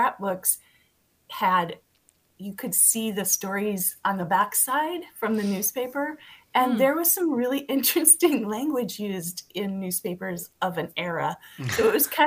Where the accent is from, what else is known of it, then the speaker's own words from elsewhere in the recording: Montevideo, Minnesota, United States; also born or lived in the West (US) / St. Louis Park, Minnesota; now in Golden Valley, United States; I grew up in Montevideo, Minnesota. But I've lived in the West for the past 30 years